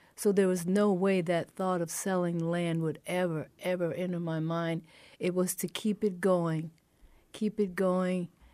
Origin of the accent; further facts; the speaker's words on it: Chicago, Illinois, United States; moved away as an adult; now in Waterloo, United States; I grew up in Chicago